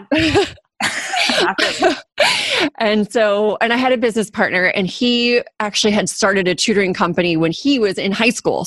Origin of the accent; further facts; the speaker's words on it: Orange County, California, United States; also born or lived in Los Angeles, United States / Germany; now in San Diego, United States; I grew up in Orange County, live in San Diego now